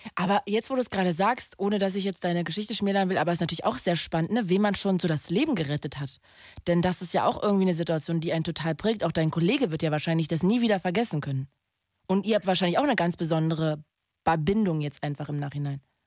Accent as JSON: {"language": "German", "town": "Magdeburg", "region": "Saxony-Anhalt", "country": "Germany", "tie": "born or raised there", "said": "Ich komme doch aus Magdeburg. Das ist doch meine Heimat da bin ich geboren. Ich bin, ich bin ein Magdeburger Kind."}